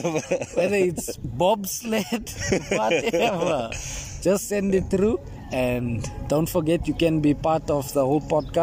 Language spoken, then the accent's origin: English; Eldoret, Uasin Gishu County, Kenya; born or raised there